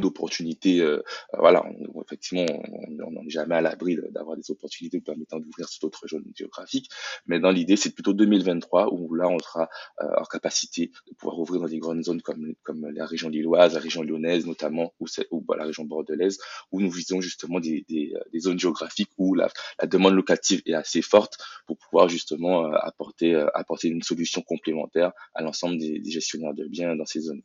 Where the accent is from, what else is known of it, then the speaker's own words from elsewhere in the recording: Guadeloupe; je suis issu de la Guadeloupe